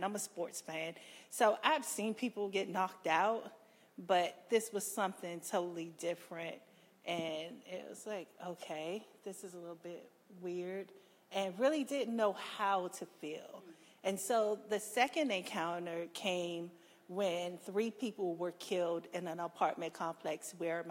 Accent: Washington, District of Columbia, United States; I'm a Washingtonian. I was born and raised in Southeast and Ward 8

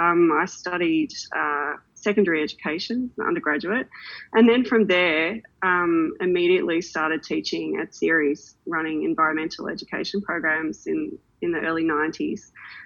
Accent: Victoria, Australia; as a young person in the 70s and 80s growing up in Victoria on Wurundjeri land

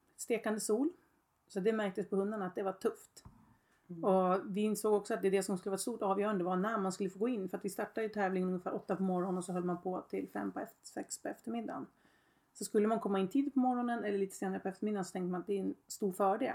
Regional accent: Öregrund, Uppsala County, Sweden; jag kom ut ifrån Öregrund

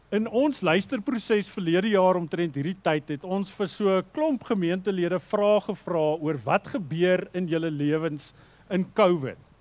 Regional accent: South Africa; as Afrikaners

